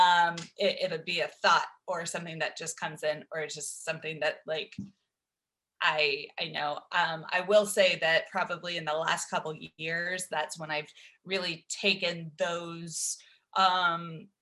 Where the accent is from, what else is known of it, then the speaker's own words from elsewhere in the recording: Dallas, Texas, United States; also born or lived in Nacogdoches, Texas; I live here in Dallas, Texas. It's where I grew up.